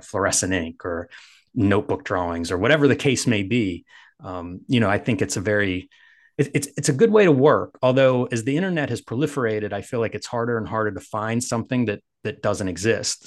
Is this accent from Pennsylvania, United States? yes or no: yes; Pittsburgh, Pennsylvania, United States; I'm from Pittsburgh